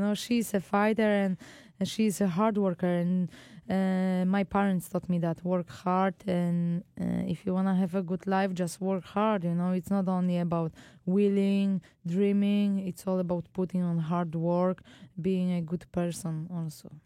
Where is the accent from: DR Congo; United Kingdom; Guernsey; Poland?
Poland; moved away; back home to Poland